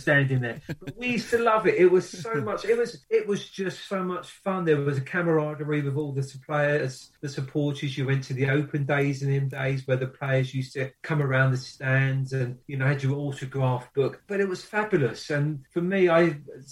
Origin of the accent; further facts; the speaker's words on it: Watford, East of England, United Kingdom; I was born and bred in Watford.